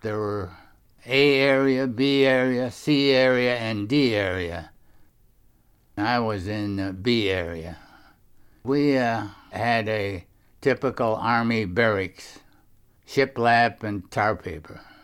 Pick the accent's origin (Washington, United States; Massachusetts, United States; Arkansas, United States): Washington, United States; Sumner; they're going right by my hometown